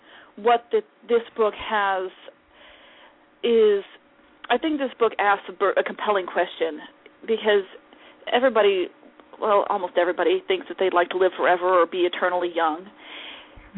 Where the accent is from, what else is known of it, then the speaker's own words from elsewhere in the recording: St. Louis, Missouri, United States; moved away as an adult; now in Olathe, United States; I was born in St. Louis